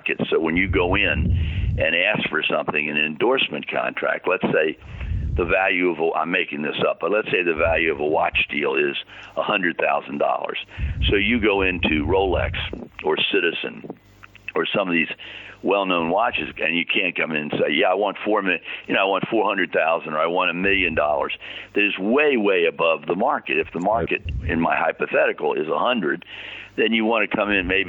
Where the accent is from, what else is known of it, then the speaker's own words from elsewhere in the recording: Washington, District of Columbia, United States; I'm from Washington, D.C.